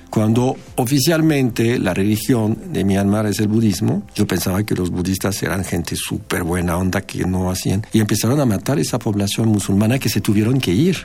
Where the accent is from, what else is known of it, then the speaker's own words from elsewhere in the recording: France; moved away as an adult; now in Mexico; soy francés y radico en México desde hace 23 años